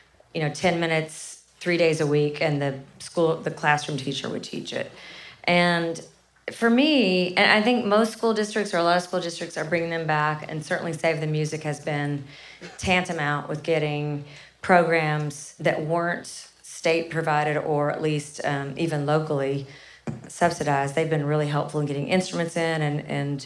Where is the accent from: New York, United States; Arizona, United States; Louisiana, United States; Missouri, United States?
Missouri, United States; Kennett; I'm from a really small town called Kennett, Missouri